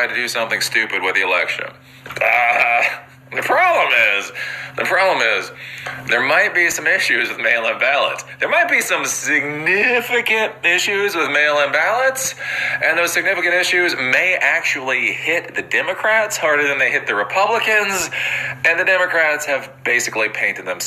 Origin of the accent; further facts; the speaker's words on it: Maryland, United States; Maryland, my home state